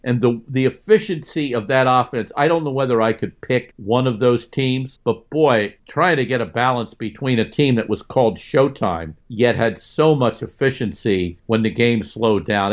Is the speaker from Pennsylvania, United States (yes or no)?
yes; near Philadelphia, Pennsylvania, United States; I grew up near Philly